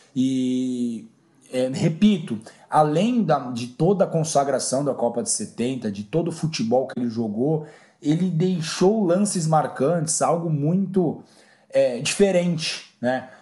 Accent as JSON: {"language": "Portuguese", "country": "Brazil", "said": "Eu, enquanto brasileiro, ter Pelé enquanto meu compatriota"}